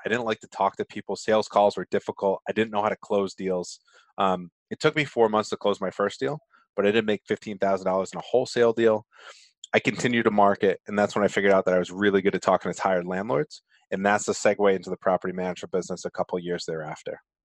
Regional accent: Rhode Island, United States; accent: Rhode Island; my Rhode Island accent

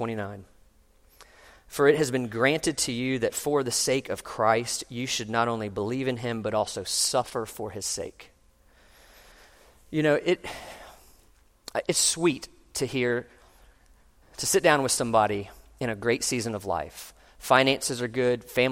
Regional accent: Orlando, Florida, United States; when I was growing up in Orlando

